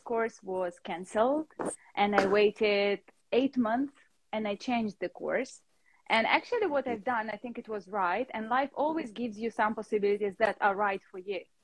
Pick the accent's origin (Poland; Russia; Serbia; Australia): Russia; now in London, United Kingdom; And now I'm living in London, but originally I'm from Russia.